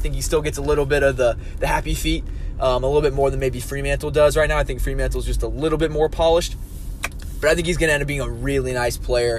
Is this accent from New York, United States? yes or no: no; Cincinnati, Ohio, United States; But I'm from Cincinnati. I'm from Liberty Township area. I'm a Lakota kid.